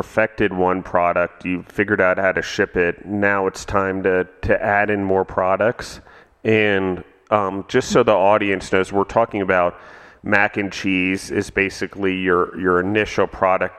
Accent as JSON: {"language": "English", "region": "Maryland", "country": "United States", "tie": "born or raised there", "also_born_or_lived": "Georgia", "moved": "yes", "said": "I grew up in Maryland, so not quite so Southern"}